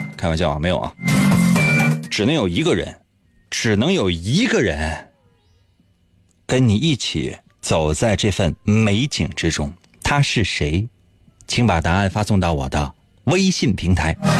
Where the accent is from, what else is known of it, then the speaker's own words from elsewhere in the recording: Northeast China, China; 咱们东北人